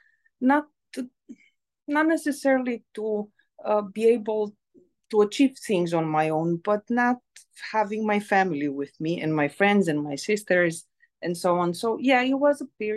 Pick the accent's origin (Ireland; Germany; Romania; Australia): Romania; moved away as an adult; also born or lived in Greece / England; now in Seattle, United States; I was born in Romania, where I spent the first part of my life until I finished high school. And then I moved to Greece.